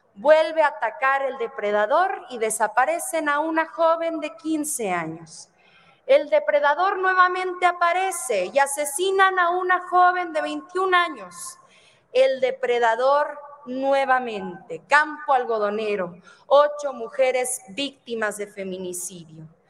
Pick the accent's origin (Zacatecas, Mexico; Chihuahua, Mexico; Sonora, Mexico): Chihuahua, Mexico; Ciudad Juárez; mi tierra natal, en Ciudad Juárez, Chihuahua